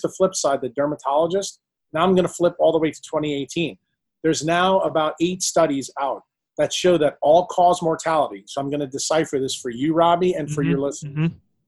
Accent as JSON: {"language": "English", "country": "Ireland", "said": "as two Irish guys, you know, I have freckles."}